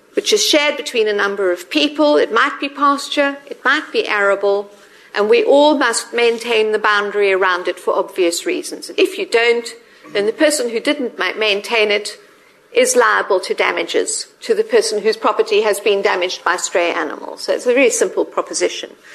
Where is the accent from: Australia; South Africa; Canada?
South Africa; moved away as an adult; now in United Kingdom; I'm South African.